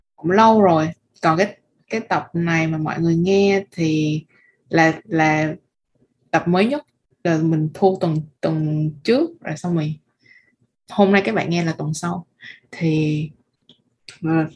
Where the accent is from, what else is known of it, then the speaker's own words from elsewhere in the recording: Vietnam; bọn mình là người Việt Nam